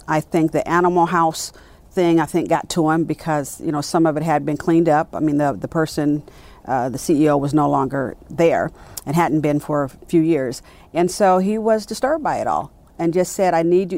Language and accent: English; Richmond, California, United States; born or raised there; moved away as an adult; also born or lived in Birmingham, Alabama; now in Dallas, United States